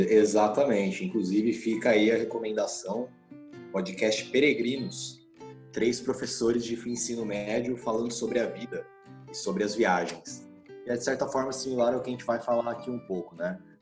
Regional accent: interior of São Paulo, Brazil; now in Ribeirão Preto, Brazil; nasci no interior de São Paulo

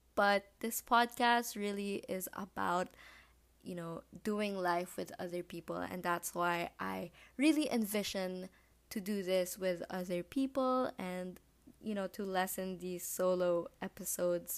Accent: Philippines; I am Filipino from the Philippines.

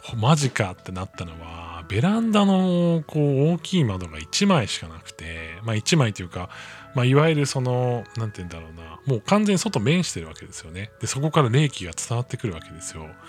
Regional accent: Hokkaido, Japan; also born or lived in Tokyo; now in Kanagawa, Japan; 僕、出身が北海道なんですけれども

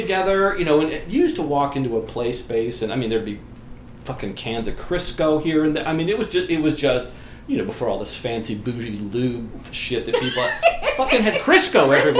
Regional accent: West Coast, United States; I'm primarily from the West Coast.

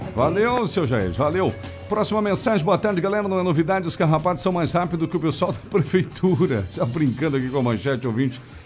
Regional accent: Gaúcho, Rio Grande do Sul, Brazil; moved away; Somos gaúchos

